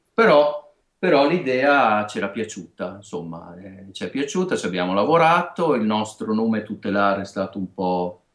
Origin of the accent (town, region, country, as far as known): Emilia-Romagna, Italy; accent: Romagnolo